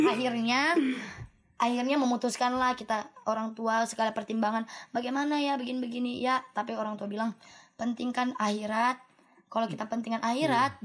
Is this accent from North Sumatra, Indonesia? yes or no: no; Nunukan, North Kalimantan, Indonesia; moved away; saya dari Nunukan